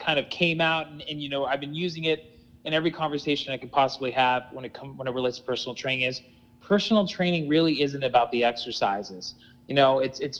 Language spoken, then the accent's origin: English; Palm Springs, California, United States; moved away as an adult; now in New York, United States; I'm actually from California. So I was born and raised in Palm Springs, California.